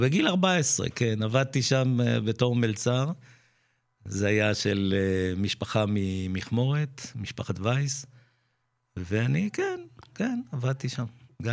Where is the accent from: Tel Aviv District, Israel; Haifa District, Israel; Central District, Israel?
Central District, Israel; Netanya; also born or lived in Pardesiya, Israel / Mevo'ot Yam youth village, Israel; נולדתי במעברה, מעברת שבות עם, מה שהיום זה פרדסיה